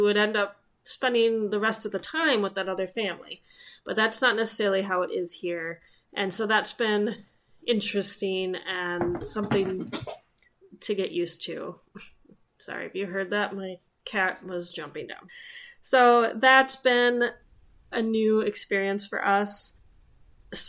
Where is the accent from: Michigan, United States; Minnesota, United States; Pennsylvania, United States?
Minnesota, United States; Minneapolis; my husband and I grew up in the Twin Cities or surrounding suburbs